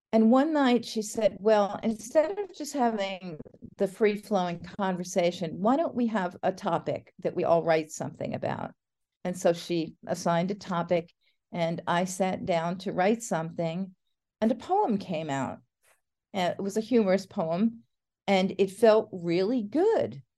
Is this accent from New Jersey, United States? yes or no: yes; New Jersey, United States; I grew up in New Jersey outside of New York